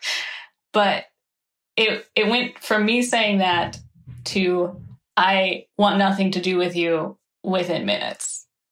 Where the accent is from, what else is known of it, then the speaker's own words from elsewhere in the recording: Midwest, United States; in the Midwest, this is how we argue